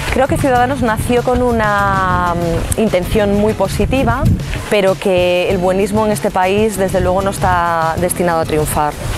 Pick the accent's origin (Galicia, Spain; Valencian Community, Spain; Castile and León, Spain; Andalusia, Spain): Galicia, Spain; Pontevedra; now in Vigo, Spain; Soy de Pontevedra, resido en Vigo y gallega y española